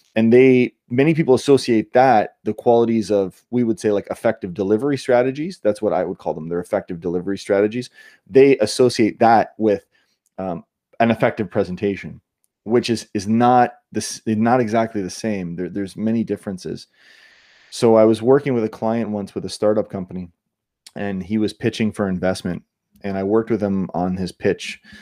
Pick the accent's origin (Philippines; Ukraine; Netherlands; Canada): Canada; Niagara Falls, Ontario; also born or lived in Australia / New York / California; now in United States; I grew up in Canada, near, in Niagara, near Niagara Falls